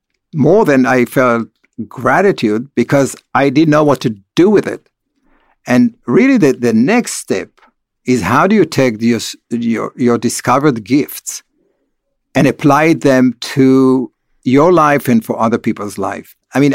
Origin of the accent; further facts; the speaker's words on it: Beit Alpha, Northern District, Israel; I grew up in Kibbutz Beit Alpha, which is the first kibbutz of the Hashomer HaTzair, which is the most communist socialist kibbutz that had no religious connotation at all